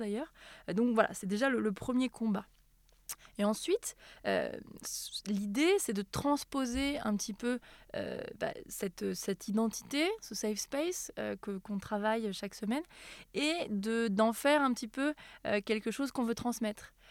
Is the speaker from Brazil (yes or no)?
no; Auvergne-Rhône-Alpes, France; moved away; chez moi en Auvergne